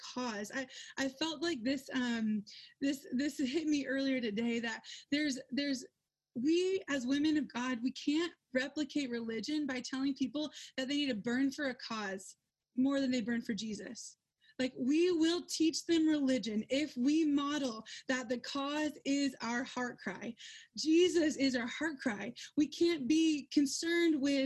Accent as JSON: {"language": "English", "region": "Georgia", "country": "United States", "moved": "as an adult", "said": "I'm from Georgia"}